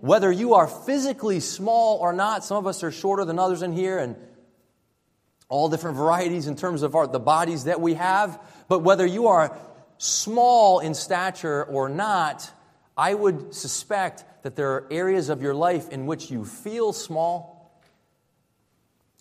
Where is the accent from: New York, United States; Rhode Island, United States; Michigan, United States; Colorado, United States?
Rhode Island, United States; moved away as an adult; also born or lived in Florida / Southern California; I moved from Rhode Island, where I grew up here, down to Florida to attend Christian college